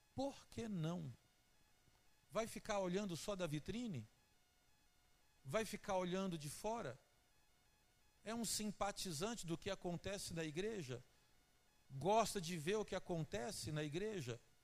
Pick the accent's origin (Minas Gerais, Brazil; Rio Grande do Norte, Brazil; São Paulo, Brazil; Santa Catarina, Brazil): Minas Gerais, Brazil; Teófilo Otoni; moved away as an adult; now in Juiz de Fora, Brazil; Eu não sou daqui de Juiz de Fora, eu sou da cidade de Teófilo Otoni. E como mineiro que eu sou